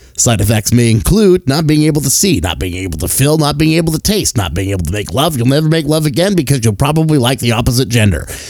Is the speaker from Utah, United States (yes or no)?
yes; Salt Lake City, Utah, United States; born and raised in Salt Lake City, Utah